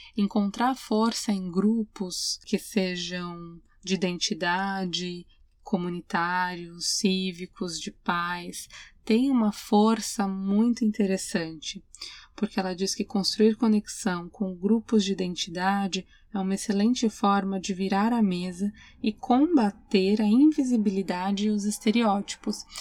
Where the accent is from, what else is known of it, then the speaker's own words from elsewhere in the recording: Brazil; moved away; sou mulher, eu sou imigrante, eu sou brasileira